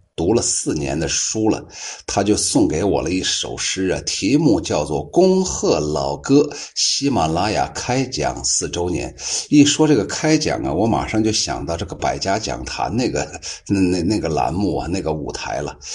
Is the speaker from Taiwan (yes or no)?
no; Shaanxi, China; accent: Shaanxi dialect; 这就是我们陕西话